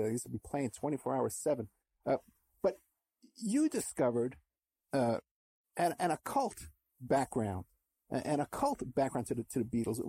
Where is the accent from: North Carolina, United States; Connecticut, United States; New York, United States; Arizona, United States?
New York, United States; New York City; I was born in 62 in the Bronx, New York